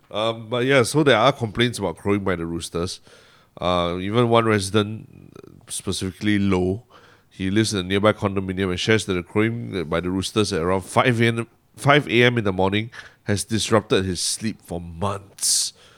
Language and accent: English; Singapore